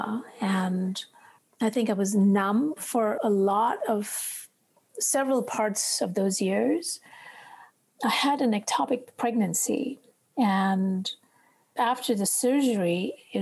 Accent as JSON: {"language": "English", "country": "India", "tie": "born or raised there", "said": "Growing up in India, and especially, you know, year when I was a child, which was in the 60s, we lived outside a large town, and I grew up in nature"}